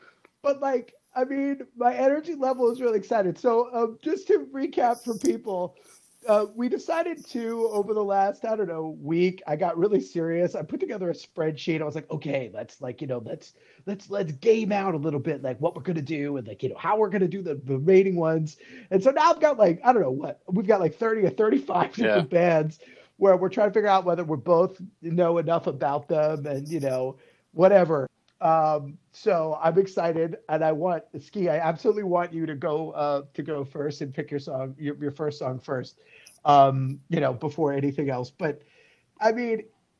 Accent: New Jersey, United States; I'm from New Jersey

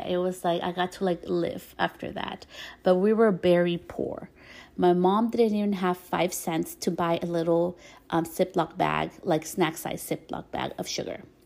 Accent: New York, United States; When I was born, I was born in the States, in New York

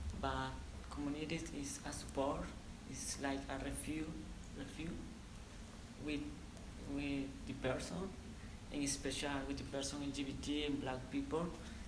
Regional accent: Honduras; moved away; I am from Honduras.

